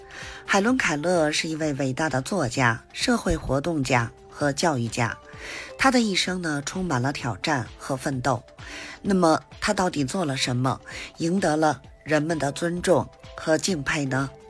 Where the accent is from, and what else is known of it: Beijing, China